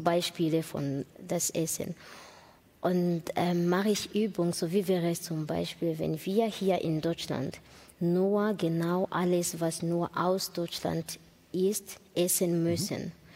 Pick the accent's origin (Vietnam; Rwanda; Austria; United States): Rwanda; German is a second language; also born or lived in Burundi; now in Germany; Ich bin in Ruanda geboren